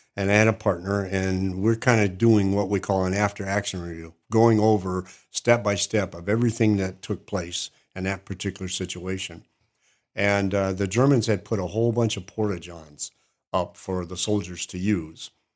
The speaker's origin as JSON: {"language": "English", "area": "Upper Peninsula", "region": "Michigan", "country": "United States", "tie": "born or raised there", "moved": "as an adult", "lives_now": "Cookeville, United States", "said": "I have six acres where I grew up in the Upper Peninsula, Michigan."}